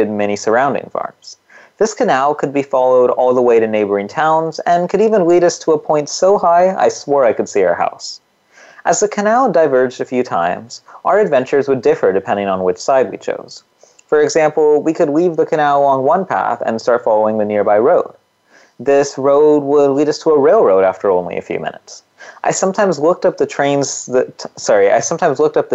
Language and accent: English; California's Central Valley, United States; I, on the other hand, was born and raised in California's Central Valley